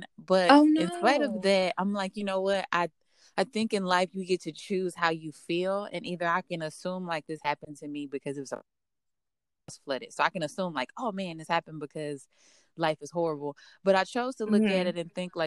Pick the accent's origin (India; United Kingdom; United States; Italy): United States; Dallas, Texas; So I'm originally from Dallas. I grew up in a section of Dallas called South Oak Cliff.